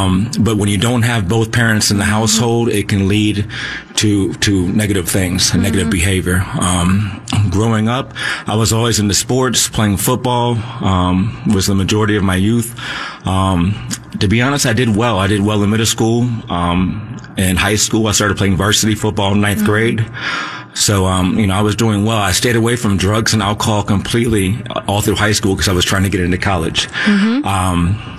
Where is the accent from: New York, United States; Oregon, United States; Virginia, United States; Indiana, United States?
Virginia, United States; Alexandria; I grew up in Alexandria, Virginia, right outside of the District of Columbia.